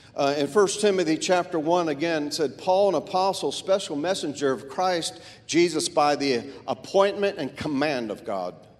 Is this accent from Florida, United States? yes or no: yes; Florida, United States; I grew up in Florida, which was a melting pot for all races